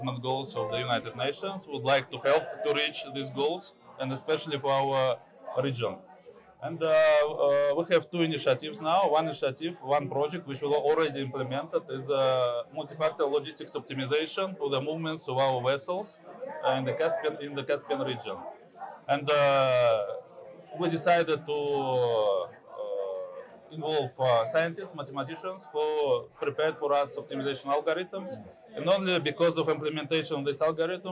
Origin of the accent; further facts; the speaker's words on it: Turkmenistan; I am from Turkmenistan.